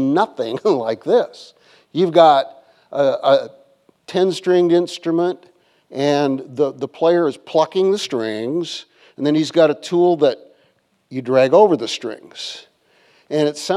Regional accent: Iowa, United States; moved away as an adult; I grew up in Iowa and lakes freeze there

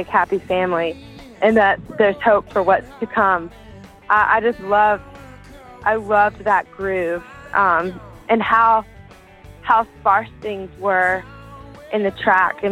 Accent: South Louisiana, United States; I grew up in South Louisiana, and we love to dance to Cajun and Zydeco music

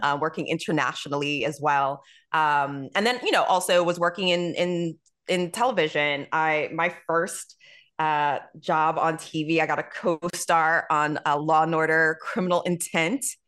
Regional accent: New York, United States; I'm from New York

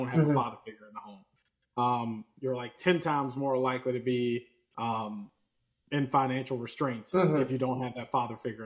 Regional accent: Lynchburg, Virginia, United States; also born or lived in Richmond, Virginia; growing up in Lynchburg

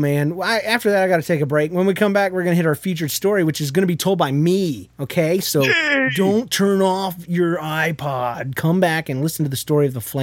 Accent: Jacksonville, Florida, United States; moved away; also born or lived in Yulee, Florida / Midwest; I was freshly transported from Jacksonville, which is a city, a north side of Jacksonville, which is the ghetto part of Jacksonville, to this area because my mom had recently married my stepdad

